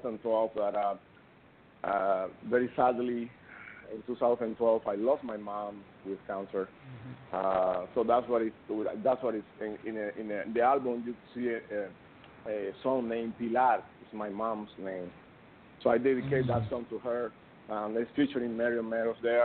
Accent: Cuba; moved away; I'm from Cuba

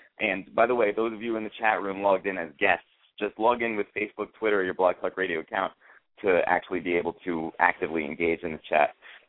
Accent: New Haven, Connecticut, United States; how did you enjoy doing a show in my hometown in New Haven?

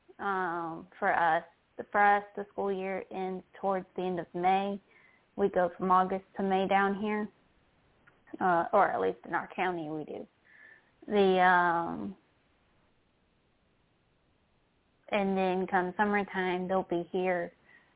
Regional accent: Williamsburg, Virginia, United States; I was raised in Williamsburg and I've been going to Busch Gardens all my life

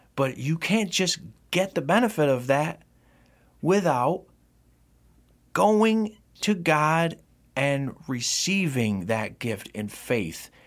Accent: Rome, New York, United States; in my hometown of Rome, New York

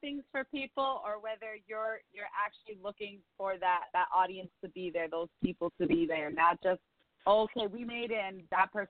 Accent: New York, United States; as a New Yorker

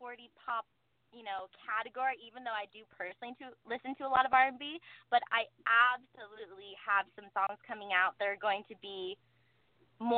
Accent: Malibu, California, United States; I grew up in Malibu. I went to Malibu High, and it's my hometown

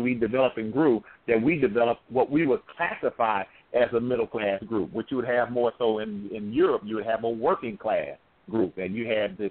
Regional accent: St. Louis, Missouri, United States; I'm from the St. Louis area

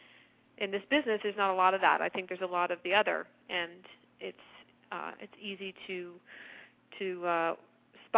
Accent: New Jersey, United States; I was from New Jersey, obviously

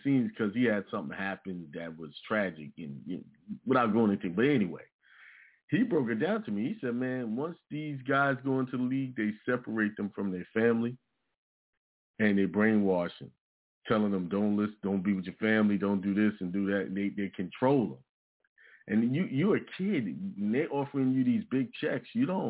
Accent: New York, United States; now in South Carolina, United States; You know, I was born and raised in New York, but I ended up in South Carolina, which is where my family originate from, you know?

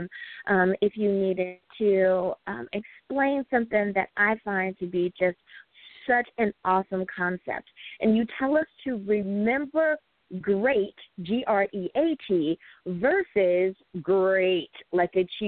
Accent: United States; my home country, the U.S. of A.

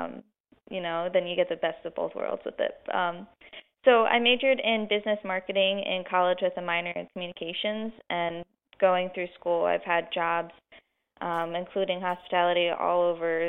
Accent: Pocono Mountains, Pennsylvania, United States; I grew up in the Pocono Mountains, still live in the area

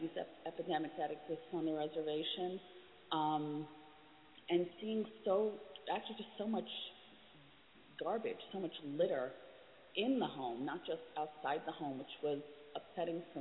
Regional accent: New York City, New York, United States; I am from New York City

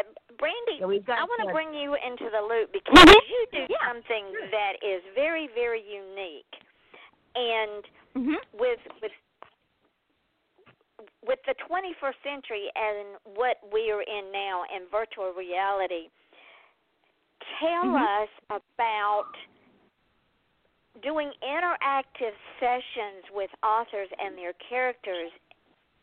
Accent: Atlanta, Georgia, United States; a fellow Southerner. I'm from Atlanta

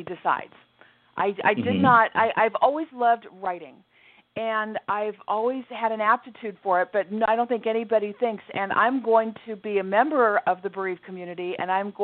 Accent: Southern California, United States; I was born and raised in Southern California, which was a fantastic place to grow up. It's where I remain to this day

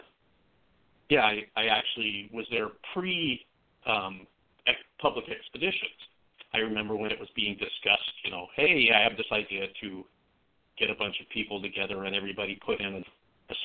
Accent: Oregon, United States; I grew up in Oregon

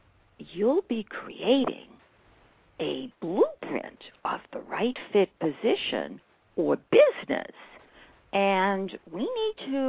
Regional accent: Boston, Massachusetts, United States; Big Bucks Bank in Boston, Massachusetts. That's my hometown.

